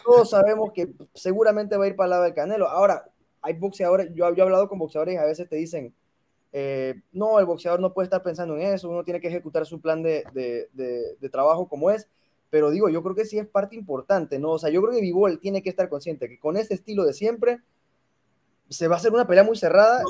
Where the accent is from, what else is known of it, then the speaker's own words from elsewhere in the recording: Mexico; soy mexicano